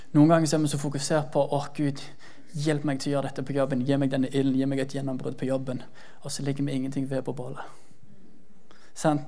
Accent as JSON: {"language": "Norwegian", "area": "Jæren", "region": "Rogaland", "country": "Norway", "said": "så sta som jærbu som jeg er"}